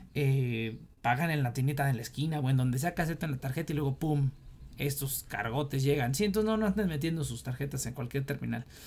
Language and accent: Spanish; Mexico; como mexicano